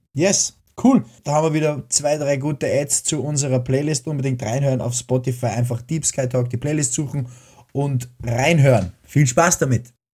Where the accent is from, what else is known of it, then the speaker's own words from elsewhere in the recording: Upper Austria, Austria; als Oberösterreicher oder als Österreicher